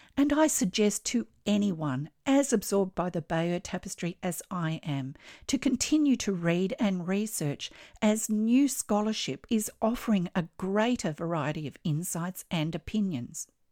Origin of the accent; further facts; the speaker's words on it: Australia; I'm an Australian textile artist